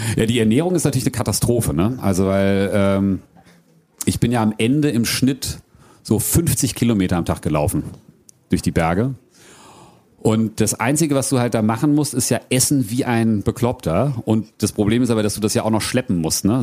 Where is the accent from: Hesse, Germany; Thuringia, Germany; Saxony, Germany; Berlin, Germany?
Hesse, Germany; Frankfurt area; moved away as an adult; also born or lived in New Zealand; ich ich bin und werde auch immer Frankfurter Bub bleiben. Ich bin ne, in Hiptebach geboren, Triptebach aufgewachsen.